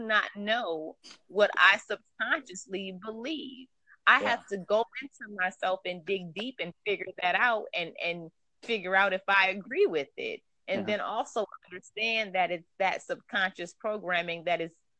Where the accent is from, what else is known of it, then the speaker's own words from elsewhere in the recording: Louisiana, United States; moved away as an adult; also born or lived in Washington State; now in Washington, United States; I'm originally from Louisiana, from the South, but I've been living up here for about 15 years